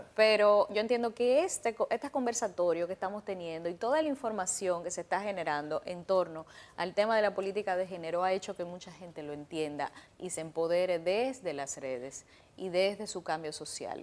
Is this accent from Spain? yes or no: no; Dominican Republic; yo como dominicana